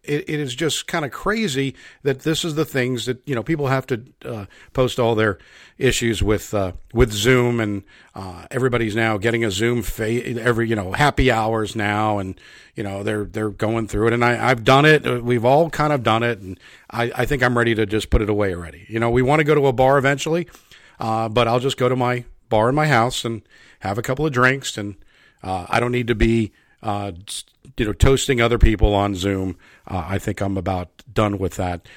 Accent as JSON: {"language": "English", "country": "United States", "also_born_or_lived": "New York", "moved": "yes", "said": "I, I am from New Jersey and New York originally"}